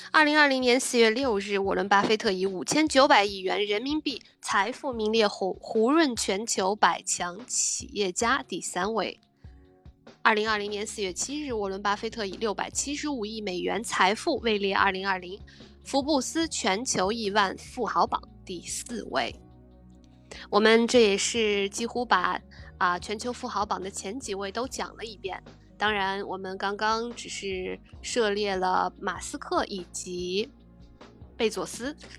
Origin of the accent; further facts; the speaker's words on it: China; moved away as an adult; also born or lived in Berlin, Germany; now in Germany; 像我在国内的时候，我们的家乡也是非常的干燥，几乎我记得小时候还常常有雪，很厚的雪景